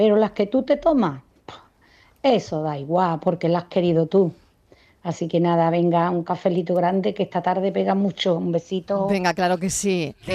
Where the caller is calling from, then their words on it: Seville, Andalusia, Spain; Muy buenas tardes, cafetero … de Sevilla.